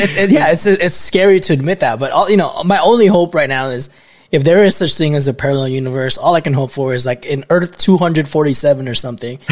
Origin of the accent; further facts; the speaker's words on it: Philippines; moved away; Where I grew up in the Philippines